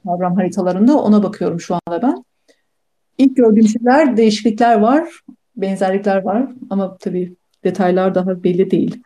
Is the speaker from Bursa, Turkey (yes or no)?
yes; Bursa, Turkey; moved away as an adult; also born or lived in Munich, Germany / Pasadena, United States; Ben Almanya'nın Münih şehrinde doğdum. yaklaşık 3 yaşıma kadar oradaydım. Ama ondan sonra, e, 3 yaşımdan sonra ve bütün ondan sonraki öğrencilik, eğitim hayatım Türkiye'de, Bursa'da geçti